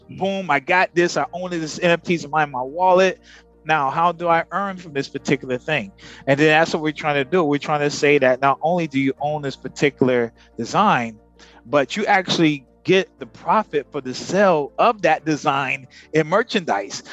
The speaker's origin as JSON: {"language": "English", "country": "United States", "moved": "yes", "lives_now": "Philippines", "said": "We actually are American. He's Filipino American. I'm African American. And we here in the Philippines"}